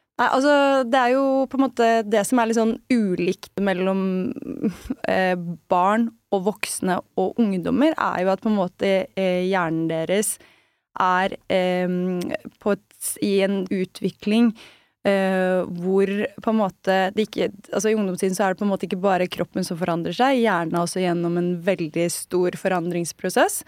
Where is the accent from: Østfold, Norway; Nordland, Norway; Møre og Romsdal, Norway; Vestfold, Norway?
Østfold, Norway; siden jeg er fra Østfold